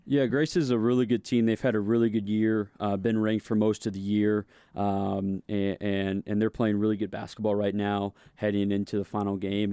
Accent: St. Louis, Missouri, United States; growing up in Saint Louis

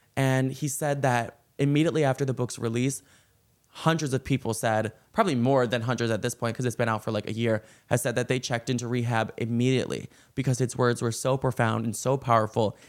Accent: Chicago, Illinois, United States; I am from Chicago, though, and, like, when I grew up, I was always in, I was, like, in that time period when the Blackhawks kept winning

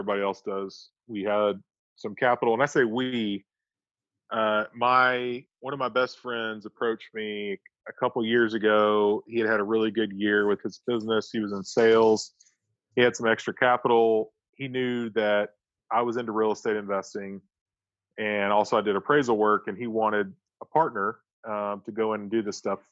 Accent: Florence, Alabama, United States; now in Huntsville, United States; I grew up in Florence, Alabama

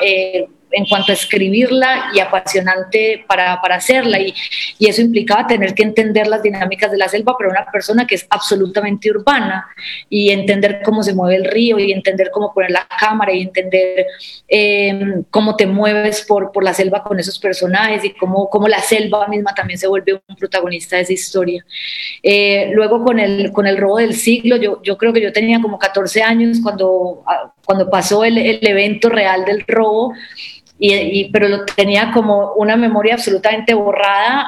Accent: Medellín, Antioquia, Colombia; yo soy de Medellín, crecí con esa historia

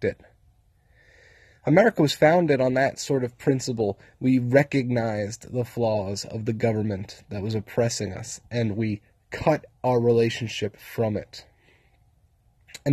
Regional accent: United States; We're American citizens

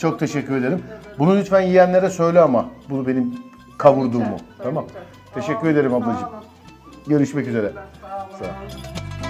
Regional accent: Istanbul, Turkey; ben doğma büyüme İstanbulluyum

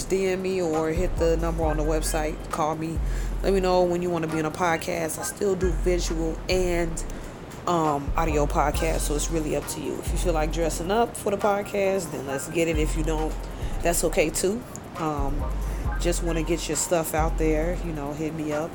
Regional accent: Belize; from Belize

